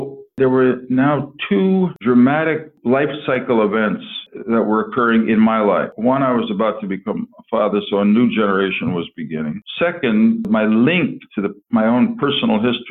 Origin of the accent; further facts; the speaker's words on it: Stamford, Connecticut, United States; my hometown of Stamford